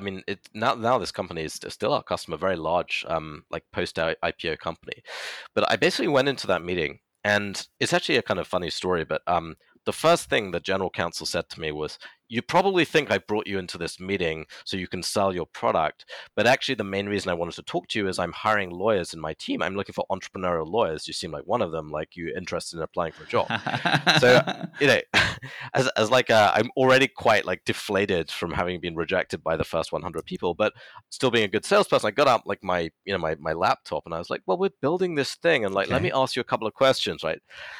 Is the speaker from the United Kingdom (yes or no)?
yes; United Kingdom; so he's from Latvia, and you know, I'm British national, we worked actually remotely for a long time.